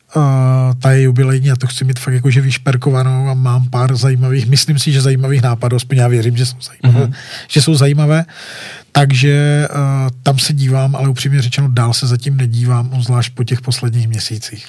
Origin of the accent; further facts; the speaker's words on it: Wallachia, Zlín Region, Czechia; já jsem malý kluk z Valeska